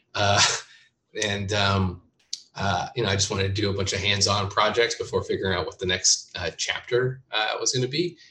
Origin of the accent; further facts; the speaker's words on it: Bakersfield, California, United States; also born or lived in Oregon / Bay Area / Berkeley / San Francisco; now in Los Angeles, United States; I was born in Oregon uh, and then raised up in Bakersfield, which is uh, just north of LA.